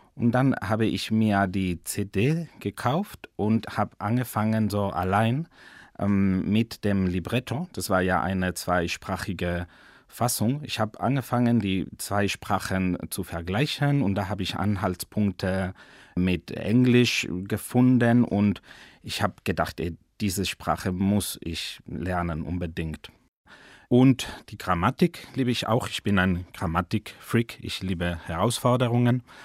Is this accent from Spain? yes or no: yes; Madrid, Community of Madrid, Spain; German is a second language; Ich komme aus Madrid, aus Spanien